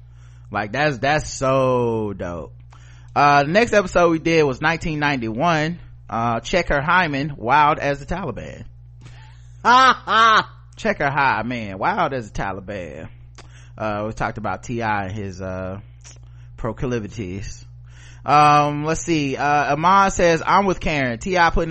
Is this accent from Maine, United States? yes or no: yes; Maine, United States; I'm from Maine.